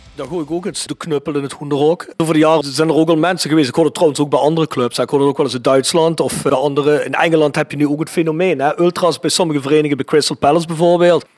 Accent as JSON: {"language": "Dutch", "region": "South Limburg", "country": "Netherlands", "said": "wij een kleinere woordenschat hebben hier in Zuid-Limburgs"}